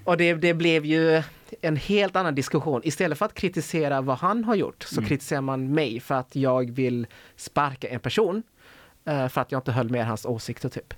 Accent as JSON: {"language": "Swedish", "town": "Helsingborg", "region": "Skåne", "country": "Sweden", "tie": "born or raised there", "moved": "as an adult", "lives_now": "Gothenburg, Sweden", "said": "Jag är ju född och uppvuxen i Helsingborg"}